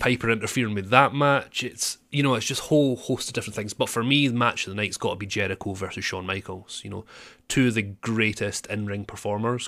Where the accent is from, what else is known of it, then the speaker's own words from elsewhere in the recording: Scotland, United Kingdom; I'm actually a real Scotsman.